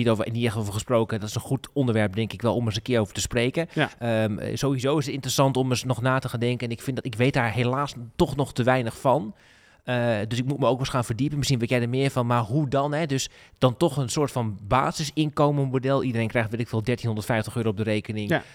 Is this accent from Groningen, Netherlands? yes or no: yes; Groningen, Netherlands; Dat bepalen wij toch als, als, als Groningers